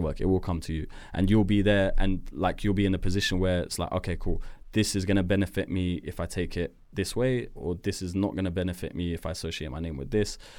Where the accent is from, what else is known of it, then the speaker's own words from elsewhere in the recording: Edgware, London, United Kingdom; I was born in Edgware, Edgware Hospital. Um, I grew up in a neighborhood called Deansbrook